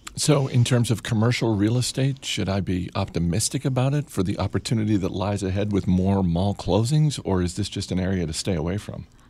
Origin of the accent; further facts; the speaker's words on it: Maine, United States; moved away; my home state of Maine